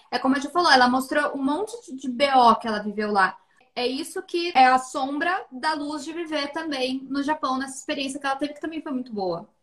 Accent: Brazil; moved away; Nós, como brasileiras, temos essa dor de ir para o mundo

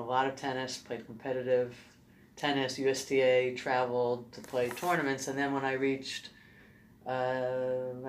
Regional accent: New York City, New York, United States; I grew up in Brooklyn, New York

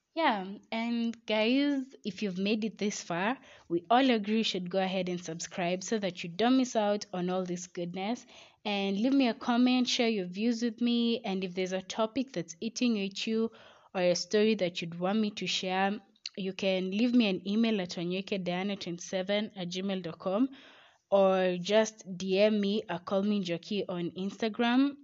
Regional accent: Kenya; We as Kenyan citizens

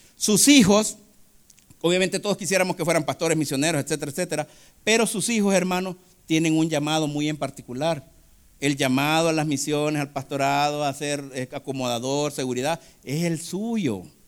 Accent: El Salvador

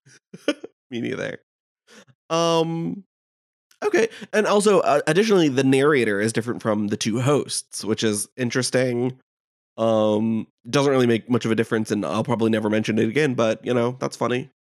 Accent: United States; I'm American.

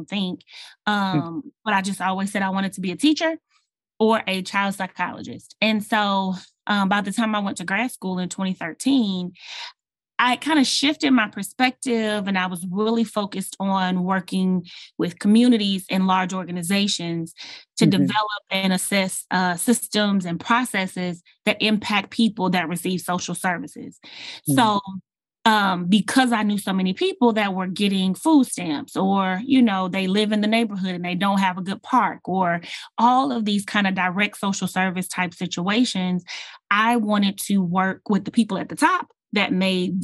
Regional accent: Houston, Texas, United States; I was born and raised in Houston, Texas, and I love this city.

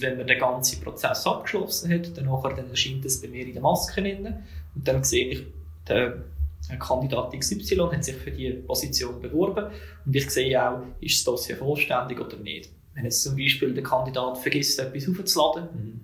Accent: Zug, Switzerland; in Zug, wo ich aufgewachsen bin, wo ich auch daheim bin

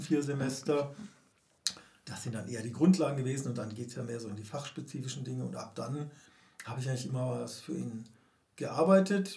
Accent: Karlsruhe, Baden-Württemberg, Germany; moved away; in meiner Heimatstadt Karlsruhe

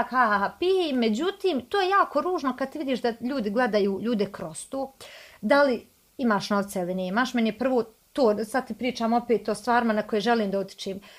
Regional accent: Bosnia & Herzegovina; evo prva ja koja sam iz malog mjesta za Kalesu

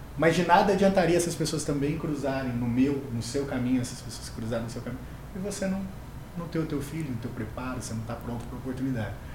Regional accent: Mococa, São Paulo, Brazil; accent: interior de São Paulo; also born or lived in Jardinópolis; now in Ribeirão Preto, Brazil; sou natural de Mococa, mas moro em Ribeirão Preto já há um tempo. Morei em algumas cidades como Jardinópolis, enfim, tudo interior ali de São Paulo. Por isso do sotaque

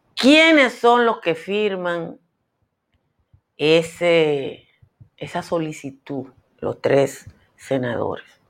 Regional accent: Nizao, Peravia, Dominican Republic; nosotros los campesinos, yo soy de Nizao

